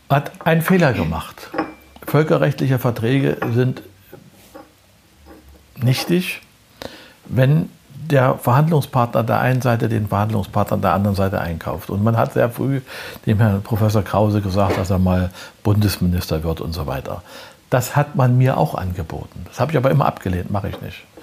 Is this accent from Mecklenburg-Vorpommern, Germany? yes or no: yes; Prora, Mecklenburg-Vorpommern, Germany; born there; In Prora äh, bin ich geboren dann ist mein Vater ja Offizier in der NVA gewesen und die mussten immer umziehen.